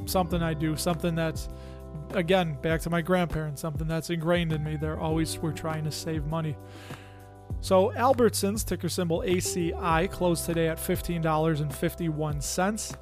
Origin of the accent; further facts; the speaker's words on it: Chicago, Illinois, United States; Growing up in the Chicago area, there was a lot of Latin and a lot of Italian people that I grew up around